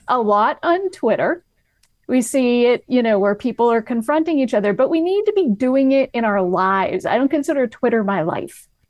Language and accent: English; New England, United States; moved away as an adult; now in Los Angeles, United States; I moved to Los Angeles in twenty eighteen and I'm from New England